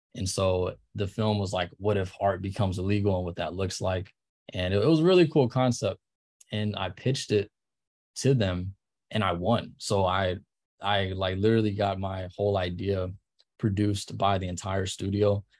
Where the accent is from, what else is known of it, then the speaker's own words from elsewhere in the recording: Charlotte, North Carolina, United States; moved away as an adult; also born or lived in Ohio; now in Los Angeles, United States; I grew up in Charlotte